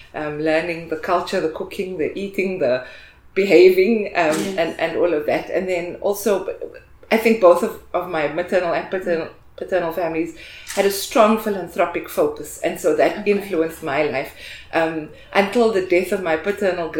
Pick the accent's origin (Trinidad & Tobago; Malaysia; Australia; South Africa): South Africa; Cape Town, Western Cape; moved away as an adult; also born or lived in United States; I am born and raised in Cape Town